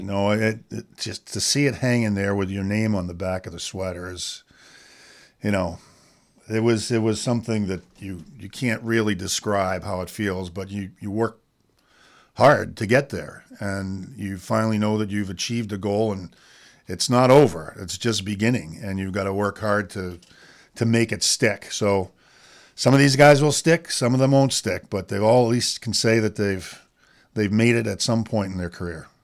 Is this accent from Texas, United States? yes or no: no; Walpole, Massachusetts, United States; I grew up in Walpole just down the street.